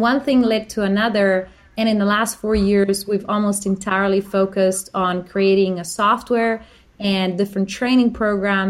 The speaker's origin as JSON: {"language": "English", "country": "Slovenia", "moved": "yes", "lives_now": "Australia", "said": "I'm from Slovenia"}